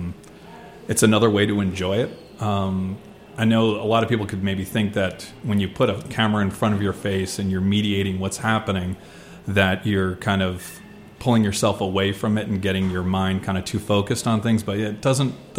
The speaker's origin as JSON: {"language": "English", "region": "New Jersey", "country": "United States", "tie": "born or raised there", "moved": "as an adult", "lives_now": "Washington, D.C., United States", "said": "I was born in New Jersey and spent the first 20 or so years there"}